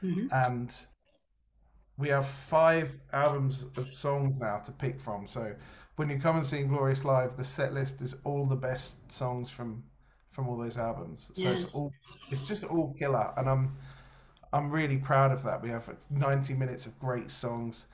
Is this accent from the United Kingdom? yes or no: yes; United Kingdom; we are very British